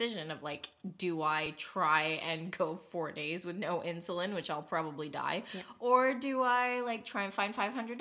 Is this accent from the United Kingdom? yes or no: no; Canada; I'm Canadian